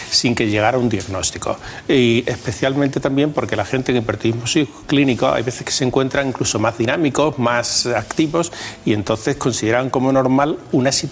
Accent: Huelva, Andalusia, Spain; born there; also born or lived in Madrid / Extremadura; Yo nací en Huelva.

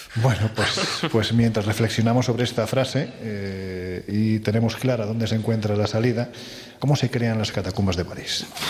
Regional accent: Andalusia, Spain; Y yo soy andaluz. Y como buen andaluz

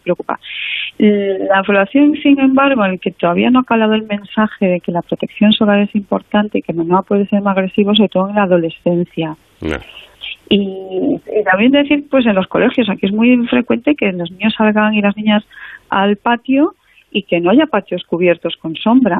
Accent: A Coruña, Galicia, Spain; si yo soy gallega y mm. de playa, bueno, de playa que de, zona de mar, eh, la Coruña

